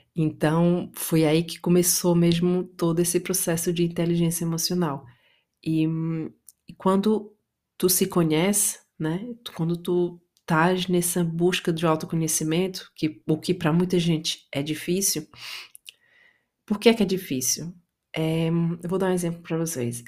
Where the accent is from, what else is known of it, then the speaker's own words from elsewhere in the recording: Itapajé, Ceará, Brazil; moved away; eu sou brasileira, eu cresci no interior do Brasil, numa cidade chamada Itapajé, interior do Ceará